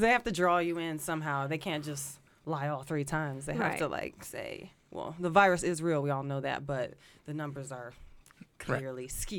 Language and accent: English; Detroit, Michigan, United States; moved away as an adult; also born or lived in Tucson, Arizona / Los Angeles, California; now in Las Vegas, United States; I moved here from L.A. I was living in L.A. after University of Arizona, but I grew up in Detroit. So I went from Detroit to University of Arizona, which was a total culture shock, but it was awesome. And then I went to L.A.